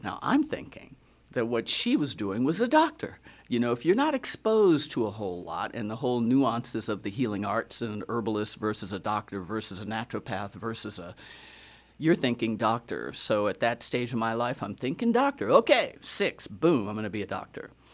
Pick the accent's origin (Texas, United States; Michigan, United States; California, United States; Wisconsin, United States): Wisconsin, United States; Racine; now in Fredericksburg, United States; Born and raised in Wisconsin, Racine, Wisconsin